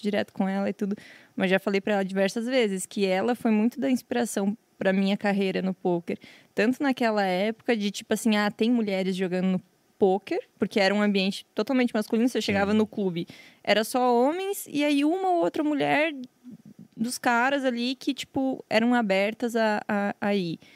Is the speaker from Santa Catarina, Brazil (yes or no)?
yes; São Miguel do Oeste, Santa Catarina, Brazil; also born or lived in Descanso; Nasci numa cidadezinha bem pequena, de, sei lá, 5 mil habitantes. Descanso se chama a cidade. Mas passei a minha vida inteira morando em São Miguel do Oeste